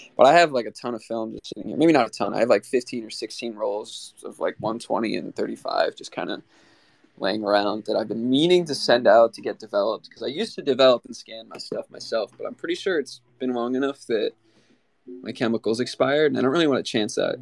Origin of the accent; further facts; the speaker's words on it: Maryland, United States; I'm from Maryland on the east coast of the United States.